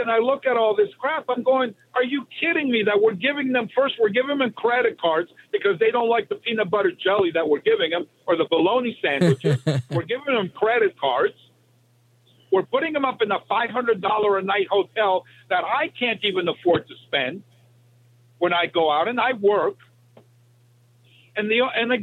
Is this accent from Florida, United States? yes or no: yes; South Florida, United States; moved away as an adult; also born or lived in Miami; now in Dakotas, United States; I'm not from the Dakotas. I'm actually working here, but I'm from South Florida